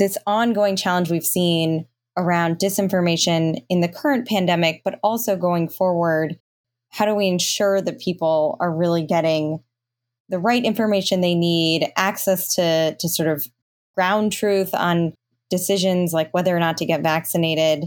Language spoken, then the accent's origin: English; New York, United States; I'm a New Yorker